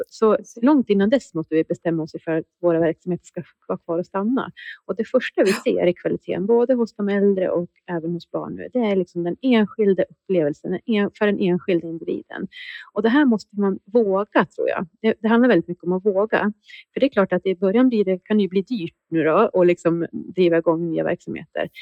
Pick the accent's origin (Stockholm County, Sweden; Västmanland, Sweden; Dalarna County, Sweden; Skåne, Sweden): Västmanland, Sweden; Västerås; jag är också uppvuxen i Västmanland, bott i Västmanland, eller i Västerås hela mitt liv